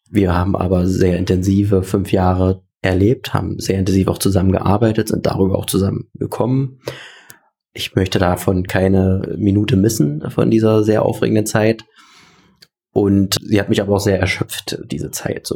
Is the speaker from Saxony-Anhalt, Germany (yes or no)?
yes; Saxony-Anhalt, Germany; Das wird deswegen trotzdem meine Heimat bleiben